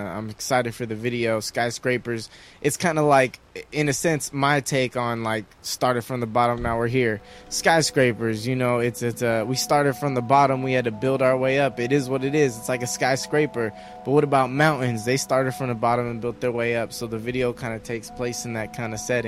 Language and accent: English; San Gabriel, California, United States; I'm from San Gabriel, man, that Pasadena area, that San Gabriel Valley. Grew up there, born and raised, Southern California